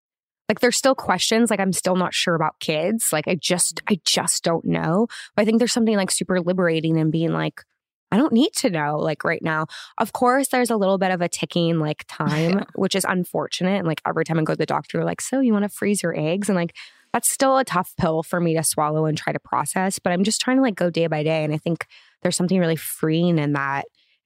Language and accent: English; Los Angeles, California, United States; Yeah, in the Valley.